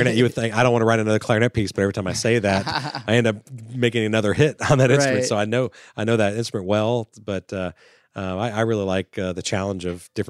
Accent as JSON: {"language": "English", "region": "Florida", "country": "United States", "tie": "born or raised there", "said": "I grew up in Florida"}